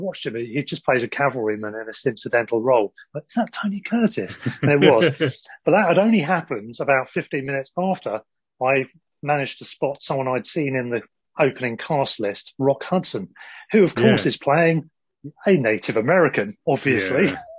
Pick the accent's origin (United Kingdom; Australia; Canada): United Kingdom; England; even us growing up in England